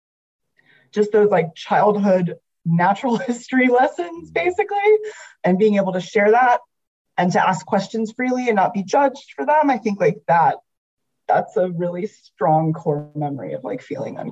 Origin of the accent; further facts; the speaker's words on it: the South, United States; I'm from the South